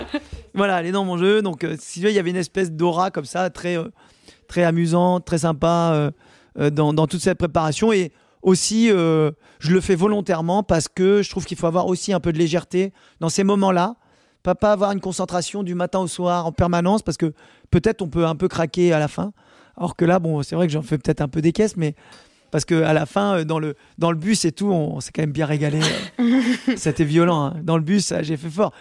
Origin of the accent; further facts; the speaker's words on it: France; nous, on aime bien cette place en tant que Français